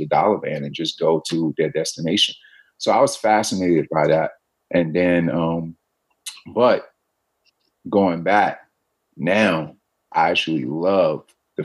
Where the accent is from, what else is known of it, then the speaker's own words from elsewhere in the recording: Aurora, North Carolina, United States; now in New York City, United States; Me growing up in Aurora, now looking back, I actually love the fact that, you know, I had a front yard and a backyard